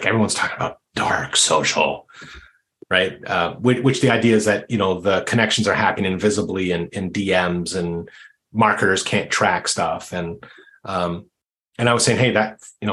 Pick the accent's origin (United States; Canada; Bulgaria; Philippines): Canada; I'm Canadian